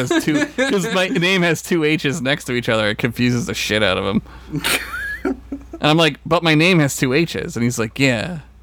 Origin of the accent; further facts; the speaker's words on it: Philadelphia, Pennsylvania, United States; That's like how I'm from Philly, right? Like, I'm kind of not.